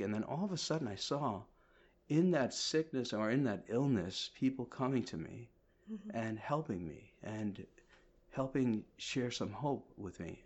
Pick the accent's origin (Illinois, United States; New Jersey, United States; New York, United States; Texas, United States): New Jersey, United States; also born or lived in Kerala, India; now in Westerly, United States; I'm from New Jersey also